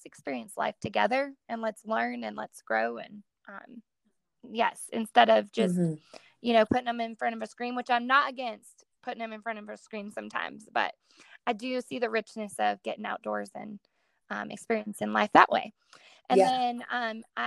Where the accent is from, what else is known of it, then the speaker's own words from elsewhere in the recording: Colorado, United States; I grew up in Colorado my whole life, and I grew up rodeoing